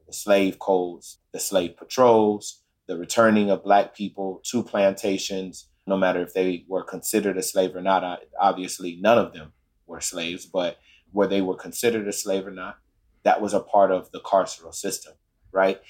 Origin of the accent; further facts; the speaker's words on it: Chicago, Illinois, United States; we grew up in Chicago, Illinois, in a neighborhood called West Inglewood